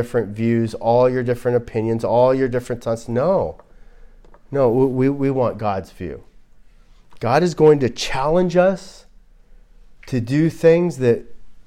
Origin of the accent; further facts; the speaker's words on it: Glendale, California, United States; I grew up in Glendale, and we had a lot of Armenians